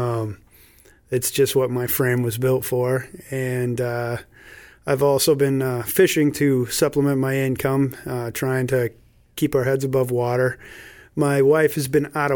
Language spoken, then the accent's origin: English; South Shore, Massachusetts, United States; also born or lived in Jupiter, Florida; We grew up around here after my parents split up, mom got us and brought us back up here